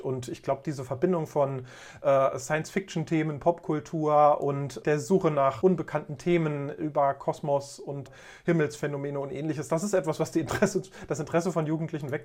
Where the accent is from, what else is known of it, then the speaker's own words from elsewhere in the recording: Germany; now in Thuringia, Germany; Ich bin sozusagen ein Kind der DDR. Ich bin also in einem anderen Land aufgewachsen